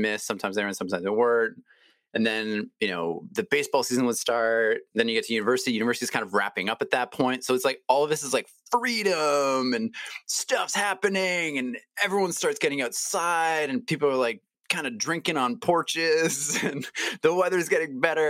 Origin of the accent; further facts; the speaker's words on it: Toronto, Ontario, Canada; I grew up in Toronto